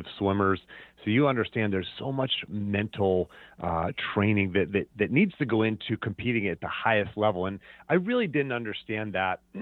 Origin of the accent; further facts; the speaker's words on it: Pennsylvania, United States; moved away as an adult; also born or lived in Virginia; growing up in Pennsylvania